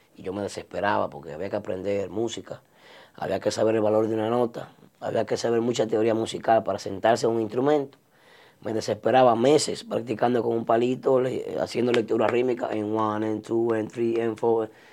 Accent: Santiago de los Caballeros, Santiago, Dominican Republic; now in New York, United States; me mudé para la zona de la Yapurumía y zona sur de Santiago

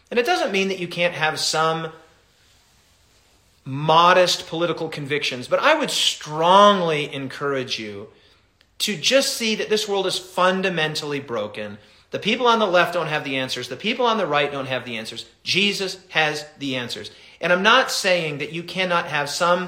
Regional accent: United States; Yes, I'm an American and I'm happy to be an American

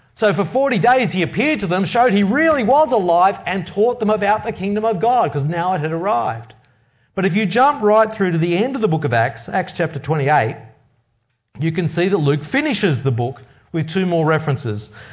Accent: Australia; growing up in Australia means that I've largely been influenced from, from birth

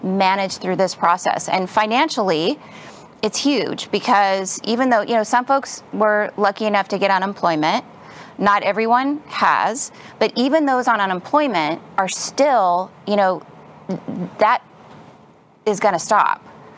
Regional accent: Los Angeles, California, United States; I'm from California, Southern California, Los Angeles area

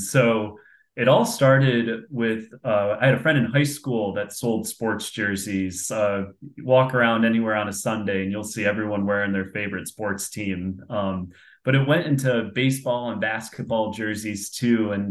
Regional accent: Binghamton, New York, United States; my mother's 100% Irish, and if you walk around in my hometown in Binghamton, New York, you're bound to bump into someone uh, from Ireland or that's Irish.

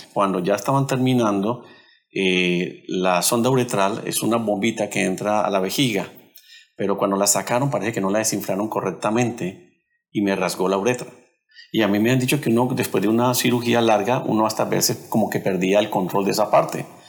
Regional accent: Cali, Valle del Cauca, Colombia; Nosotros somos de Colombia y de la ciudad de Cali.

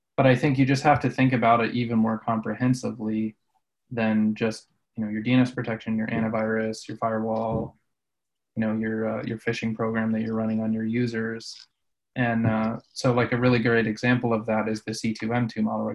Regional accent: Colorado, United States; I grew up in Colorado

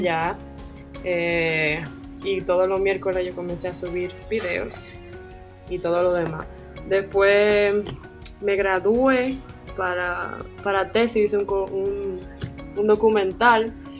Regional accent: Santiago de los Caballeros, Santiago, Dominican Republic; moved away as an adult; also born or lived in Santo Domingo; yo soy de Santiago, le dije que me iba para la capital

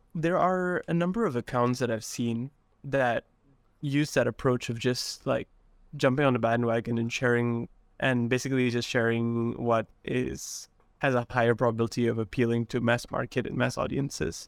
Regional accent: Sarawak, Malaysia; I grew up in Sarawak in a small rural town

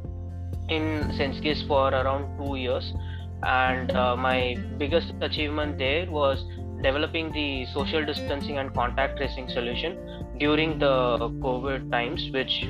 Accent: Chennai, Tamil Nadu, India; I'm from Chennai.

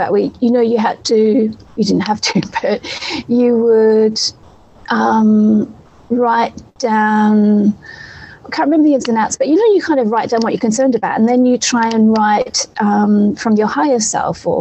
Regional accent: Australia; now in Europe; I'm from Australia. My mum's there.

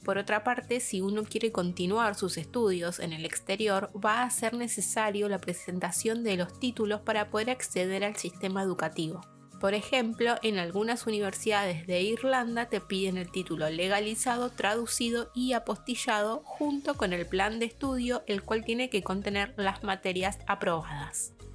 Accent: Argentina; moved away as an adult; now in Ireland; los papeles que traje como argentina antes de viajar

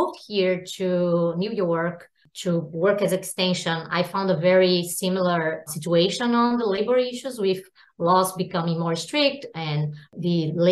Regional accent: Brazil; moved away as an adult; now in United States; I'm also from Brazil and went to vet school in Brazil and did my master and PhD back in Brazil

